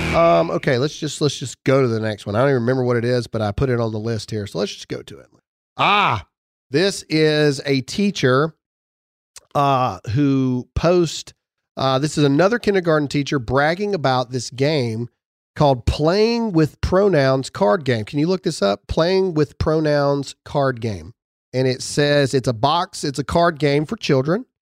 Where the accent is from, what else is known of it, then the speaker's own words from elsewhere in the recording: Mississippi, United States; I'm from Mississippi.